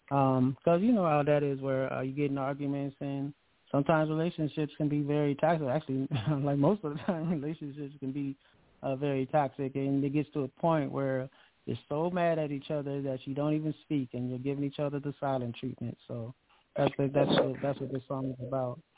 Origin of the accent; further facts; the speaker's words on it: Akron, Ohio, United States; I'm from Akron, Ohio. So yeah, I'm, I'm actually in Akron, Ohio right now.